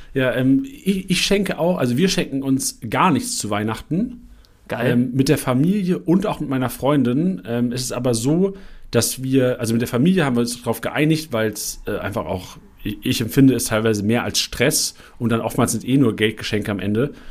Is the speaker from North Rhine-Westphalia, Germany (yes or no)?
no; Lüneburg, Lower Saxony, Germany; now in Mainz, Germany; Ich bin in Lüneburg groß geworden, im Norden